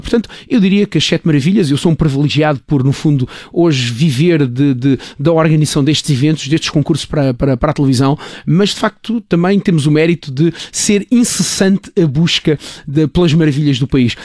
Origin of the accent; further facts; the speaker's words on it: Luena, Moxico, Angola; now in Portugal; a terra onde eu nasci, Angola